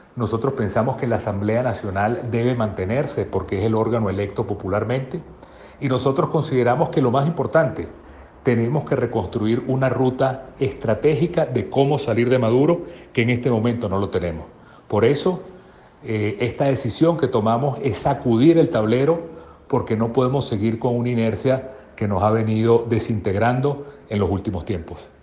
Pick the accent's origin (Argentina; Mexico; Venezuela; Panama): Venezuela; como venezolanos